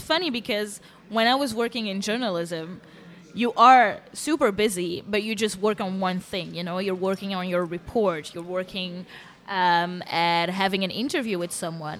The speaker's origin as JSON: {"language": "English", "town": "Antwerp", "region": "Flanders", "country": "Belgium", "tie": "born or raised there", "moved": "as an adult", "lives_now": "Brussels, Belgium", "said": "I was born in Antwerp. I grew mm-hmm. up in mm-hmm. Antwerp."}